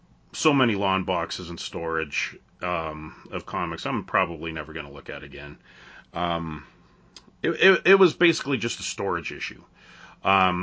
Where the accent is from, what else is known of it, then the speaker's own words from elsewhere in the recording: Canada; I'm Canadian